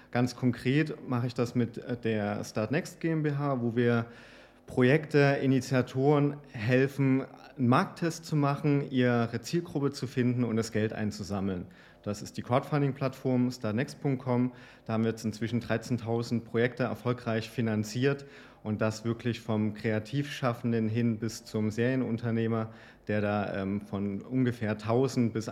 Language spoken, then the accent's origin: German; East Germany, Germany; Ich bin in Oste Ostdeutschland groß geworden und hatte eine sehr bescheidene und schüchterne ähm, ähm, Erziehung.